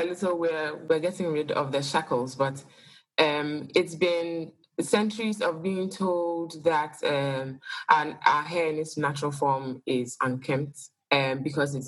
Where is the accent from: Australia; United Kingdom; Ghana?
Ghana; now in Accra, Ghana; I am Ghanaian